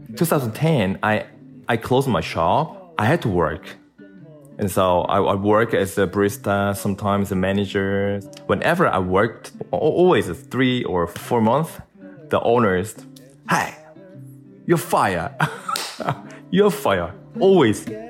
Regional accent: South Korea; I'm from South Korea

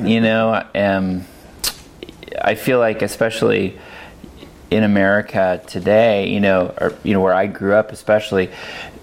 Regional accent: Monterey Bay area, California, United States; moved away as an adult; now in Oregon, United States; I grew up in California in the Monterey Bay area

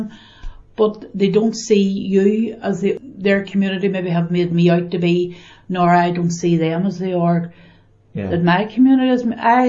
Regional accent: Northern Ireland, United Kingdom; I grew up in the Far Road, which would be now supposed classified as the bog.

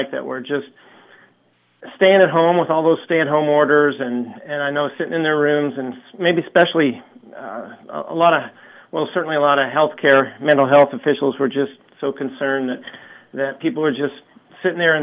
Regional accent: Eugene, Oregon, United States; I'm from Eugene, Oregon, and I've come across the country here

